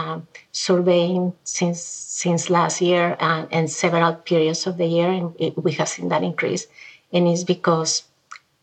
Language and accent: English; Mexico; moved away as an adult; now in United States; I'm from Mexico originally